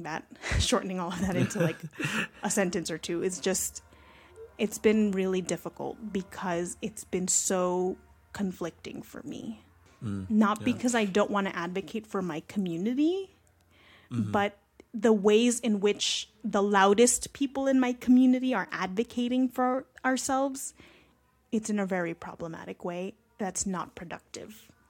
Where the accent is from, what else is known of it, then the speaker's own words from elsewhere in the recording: Philippines; use a lot of examples with Filipino Americans because that's just my experience. Obviously, like I'm Filipino myself